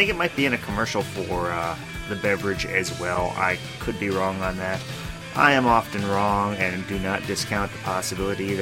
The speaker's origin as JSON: {"language": "English", "country": "United States", "said": "I'm an American."}